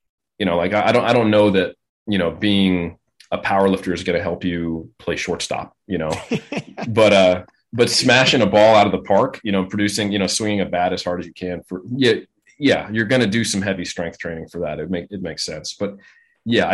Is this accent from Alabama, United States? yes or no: no; Oakland, California, United States; I'm from Oakland. That's where I grew up